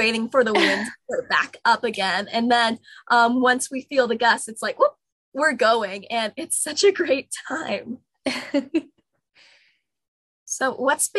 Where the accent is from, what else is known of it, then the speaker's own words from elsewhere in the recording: Colorado, United States; moved away; I'm from Colorado originally